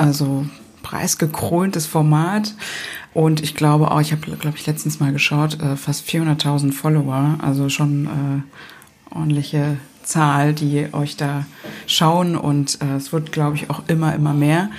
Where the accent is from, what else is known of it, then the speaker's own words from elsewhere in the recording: Berlin, Germany; wir Berliner